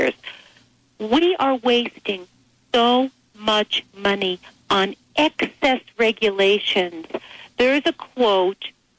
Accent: United States; we as Americans

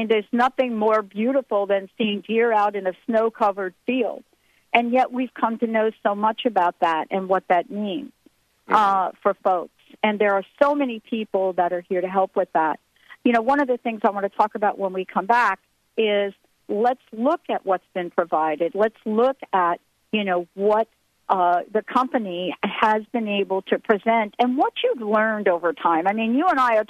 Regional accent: Morristown, New Jersey, United States; also born or lived in New York; I'm from Morristown, New Jersey.

